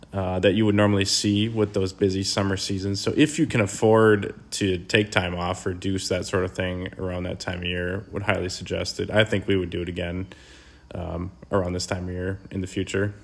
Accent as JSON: {"language": "English", "region": "Wisconsin", "country": "United States", "said": "we're from Wisconsin"}